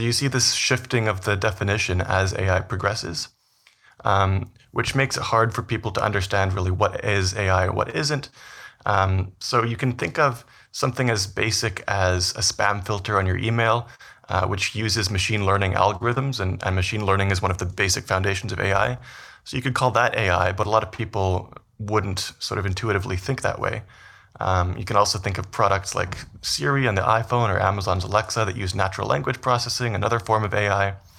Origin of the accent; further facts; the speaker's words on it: Vancouver, British Columbia, Canada; moved away as an adult; also born or lived in Toronto / New York; now in Edmonton, Canada; so I'm originally from Canada. I grew up in Vancouver